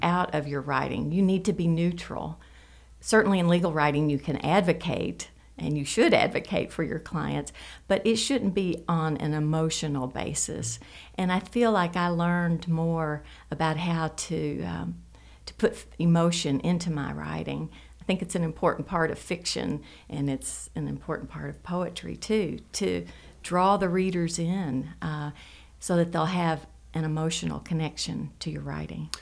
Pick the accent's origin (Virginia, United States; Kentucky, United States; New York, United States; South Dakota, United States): Kentucky, United States; Paducah; I grew up in Paducah in a family